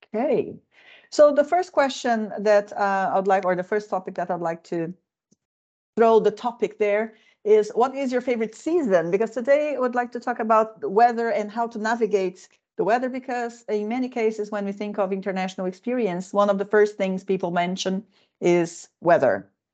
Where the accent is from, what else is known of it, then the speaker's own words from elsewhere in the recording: Midwest of Brazil, Central-West, Brazil; now in Finland; I come from the uh, Midwest of the country